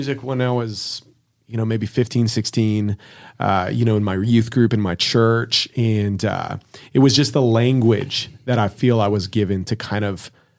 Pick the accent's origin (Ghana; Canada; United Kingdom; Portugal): Canada; Winnipeg, Manitoba; From my hometown, we have … came out of there